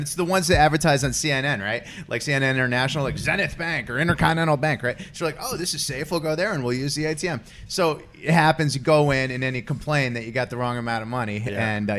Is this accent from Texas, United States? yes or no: no; Connecticut, United States; I grew up in Connecticut